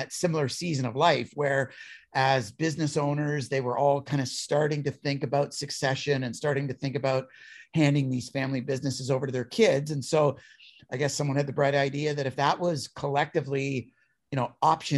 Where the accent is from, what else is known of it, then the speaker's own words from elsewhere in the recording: Niagara region, Ontario, Canada; also born or lived in Toronto; I'm born and raised in the Niagara region of Ontario, Canada, and have been kind of a Niagara kid all my life